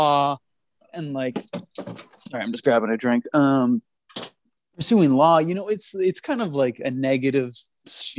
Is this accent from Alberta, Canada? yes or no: no; Toronto, Ontario, Canada; born and raised in Toronto